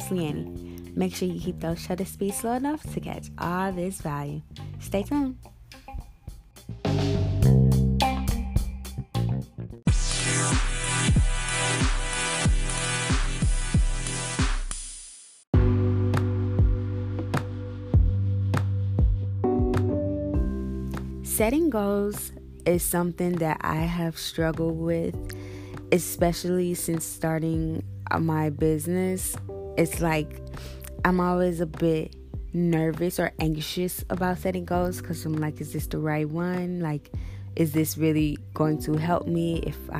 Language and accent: English; St. Louis, Missouri, United States; I'm from St. Louis, born and raised in St. Louis